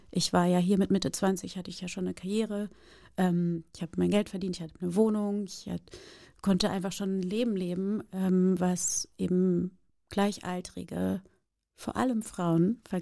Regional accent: Brazil; now in Germany; ja, ich bin {S2} Brasilianerin, ja, ich bin aber auch Deutsche und ich lebe schon so lange in Deutschland

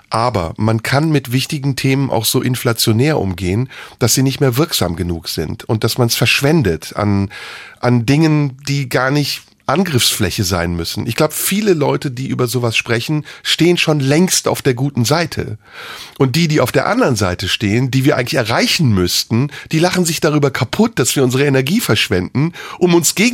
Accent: Turkey; first language Turkish; German is a second language; now in Germany; Natürlich bin ich Türke. In mir ist türkisches Blut, meine Eltern sind Türken, meine Muttersprache ist Türkin. Ich habe aber einen deutschen Pass.

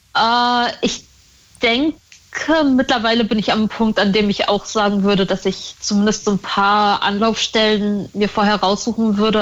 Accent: Northern Germany, Germany; Ich bin in Norddeutschland aufgewachsen

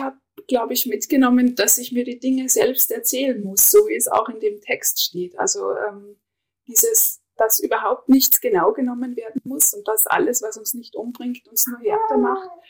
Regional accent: Innergebirg, Salzburg, Austria; moved away as an adult; ich kam aus dem tiefsten Innergebirg

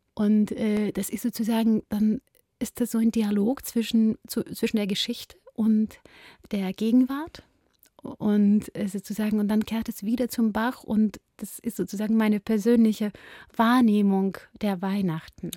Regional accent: Ukraine; moved away; bin ich eine Ukrainerin, bin ich eine Judin

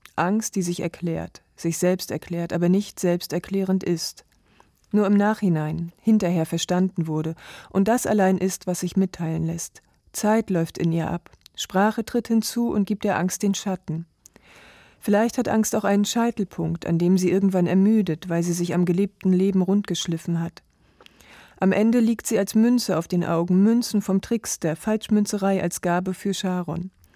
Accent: Mecklenburg-Vorpommern, Germany; now in Leipzig, Germany; Und ich bin gebürtige Mecklenburgerin

